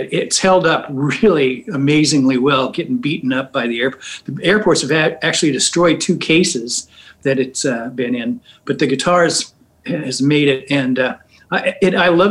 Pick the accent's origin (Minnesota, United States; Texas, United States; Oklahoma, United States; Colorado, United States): Colorado, United States; I'm from Colorado